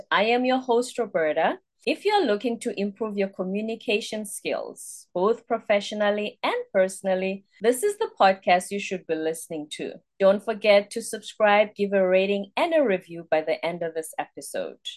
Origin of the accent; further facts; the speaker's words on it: Ukraine; moved away as an adult; now in United States; I grew up in Ukraine and I am a Ukrainian.